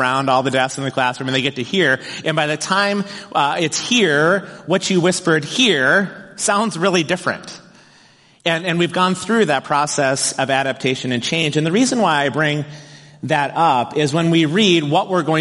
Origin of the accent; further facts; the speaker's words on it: Wayzata, Minnesota, United States; I grew up in Wayzata